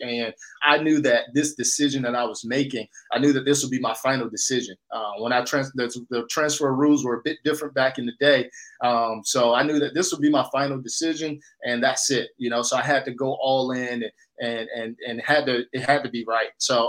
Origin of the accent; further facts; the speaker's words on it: Durham, North Carolina, United States; I'm from North Carolina, Durham, North Carolina.